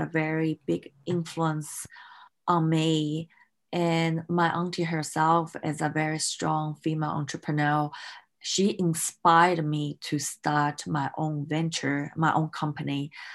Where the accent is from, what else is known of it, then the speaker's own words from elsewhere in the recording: Melbourne, Victoria, Australia; moved away as an adult; also born or lived in Hong Kong; I grew up in Australia in Melbourne